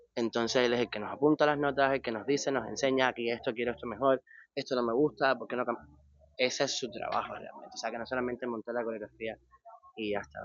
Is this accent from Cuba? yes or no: yes; Cuba; moved away; soy cubano